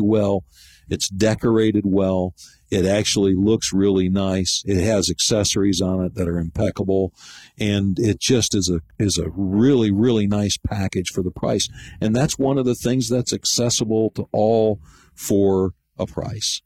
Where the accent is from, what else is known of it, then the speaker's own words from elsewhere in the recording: Grayling, Michigan, United States; moved away as an adult; also born or lived in Flint, Michigan; now in Gainesville, United States; being a native of Michigan, that's where I grew up. I was born in Flint and moved to Grayling in 1967